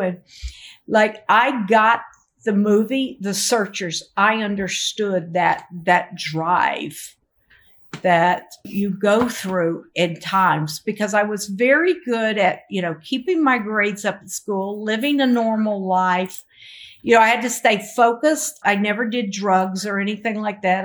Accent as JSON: {"language": "English", "region": "the South", "country": "United States", "said": "I'm from the South"}